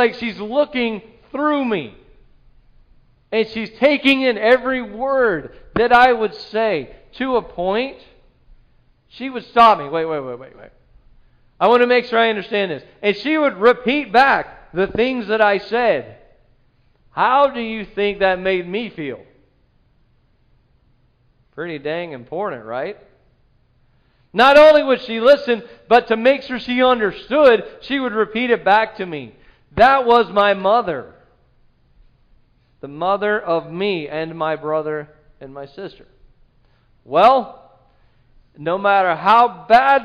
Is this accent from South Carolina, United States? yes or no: yes; South Carolina, United States; moved away as an adult; I'm new here. I'm from South Carolina